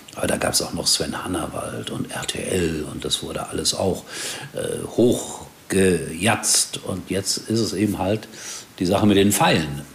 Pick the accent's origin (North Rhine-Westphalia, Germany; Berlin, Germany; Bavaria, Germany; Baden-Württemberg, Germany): North Rhine-Westphalia, Germany; Rhine-Herne Canal, between Essen and Gelsenkirchen; ich als Kind am Rhein-Herne-Kanal gewohnt habe und dann ging es nach links an die Hafenstraße nach Essen und nach rechts zur Glückaufkampfbahn